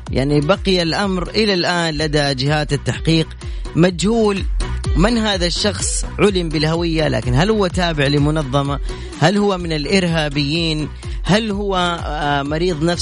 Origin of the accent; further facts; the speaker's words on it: Mecca, Makkah Province, Saudi Arabia; انا من مكه